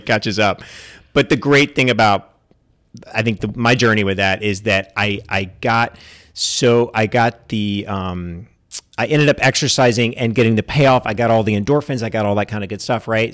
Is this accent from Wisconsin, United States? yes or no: no; East Texas, United States; I grew up in East Texas